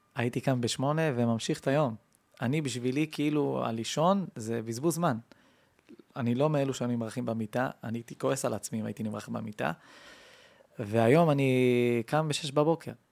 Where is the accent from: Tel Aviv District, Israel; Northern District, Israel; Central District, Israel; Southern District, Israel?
Central District, Israel; Kiryat Ekron; קריית עקרון